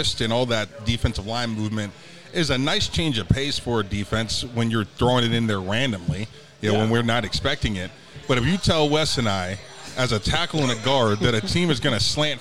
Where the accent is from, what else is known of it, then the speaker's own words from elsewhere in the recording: about an hour from Mount Union, Ohio, United States; now in Oklahoma, United States; a college that's, I don't know, about an hour from my hometown